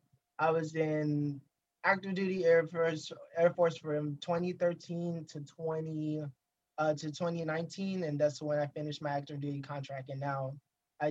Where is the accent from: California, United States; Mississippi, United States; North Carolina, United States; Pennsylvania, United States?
Mississippi, United States; Jackson; I'm from Jackson, Mississippi, born and raised here.